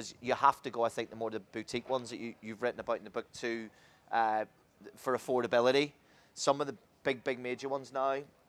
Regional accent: Ireland; growing up in Ireland

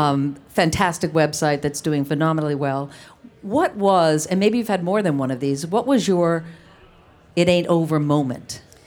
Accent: East Providence, Rhode Island, United States; I grew up in East Providence, Rhode Island

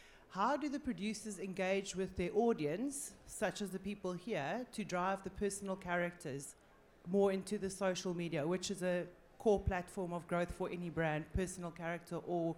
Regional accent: South Africa; now in United Kingdom; I'm actually from South Africa, and we don't have a lot of digital like ADSL in South Africa, so to be able to watch the show here, living here now, is amazing.

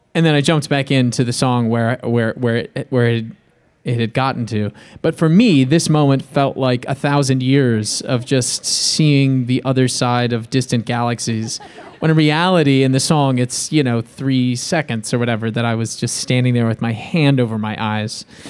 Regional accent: Bay Area, California, United States; I grew up in, I grew up in the Bay Area

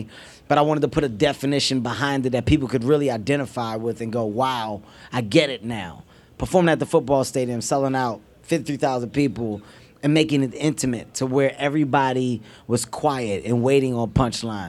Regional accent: Philadelphia, Pennsylvania, United States; I'm a city guy. I grew up in North Philadelphia.

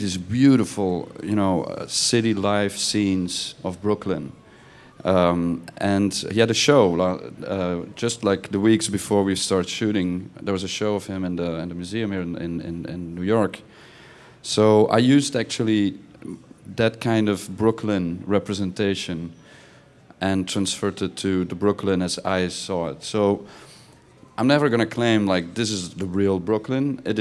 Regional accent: Belgium; I'm from Belgium

